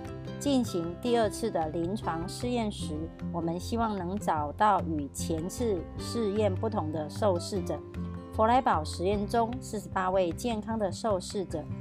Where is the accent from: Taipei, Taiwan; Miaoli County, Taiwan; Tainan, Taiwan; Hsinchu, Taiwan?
Miaoli County, Taiwan; Miaoli